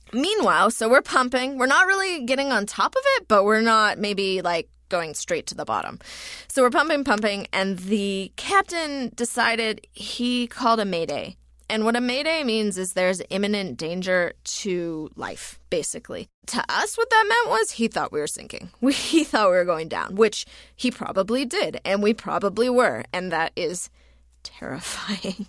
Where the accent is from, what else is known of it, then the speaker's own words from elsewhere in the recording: United States; moved away as an adult; also born or lived in New Zealand; I am an American citizen